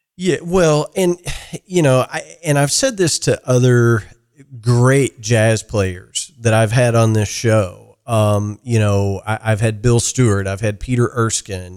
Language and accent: English; Ireland; I'm an Irish guy